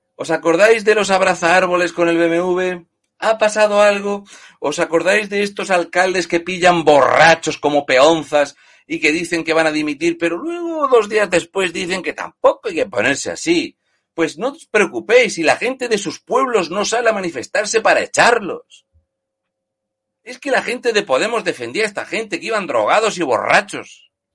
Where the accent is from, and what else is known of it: Region of Murcia, Spain; born or raised there